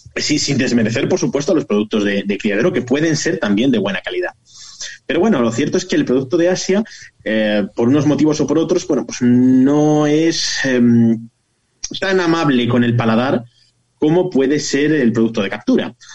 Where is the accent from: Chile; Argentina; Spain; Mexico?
Spain; Zamora, Castile and León